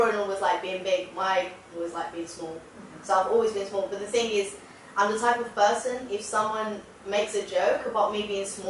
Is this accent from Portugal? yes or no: yes; Portugal; because I'm from Portugal